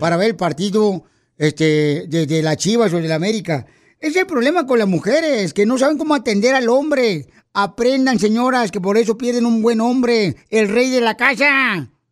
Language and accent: Spanish; Ocotlán, Jalisco, Mexico; moved away; also born or lived in Guadalajara; soy de Guadalajara, Jalisco, de Cotlán, mi tierra natal, Ocotlán